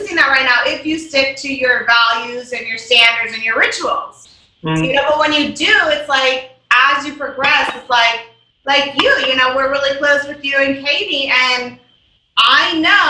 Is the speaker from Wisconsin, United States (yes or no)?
yes; Wisconsin, United States; Wisconsin, yeah.